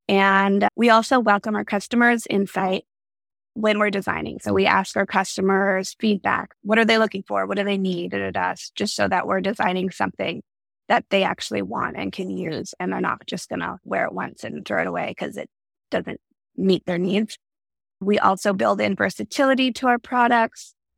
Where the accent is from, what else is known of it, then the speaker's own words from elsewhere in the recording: Vancouver, British Columbia, Canada; moved away as an adult; also born or lived in Los Angeles, United States; I grew up in Canada, Vancouver, and went to university there.